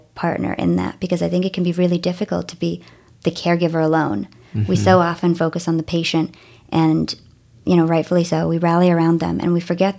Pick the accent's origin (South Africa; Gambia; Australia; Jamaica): South Africa; I'm from South Africa, and we moved every 2 years until I was a teenager, countries or states.